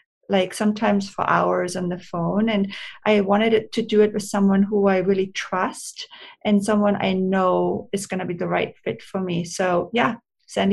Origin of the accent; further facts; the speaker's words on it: Austria; moved away as an adult; also born or lived in Hollywood, United States; now in Los Angeles, United States; I'm born and raised in Austria. And I moved to America. I'm an immigrant when I was 23 years old